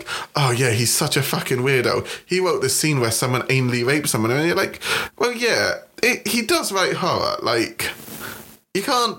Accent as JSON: {"language": "English", "country": "United Kingdom", "said": "I'm British."}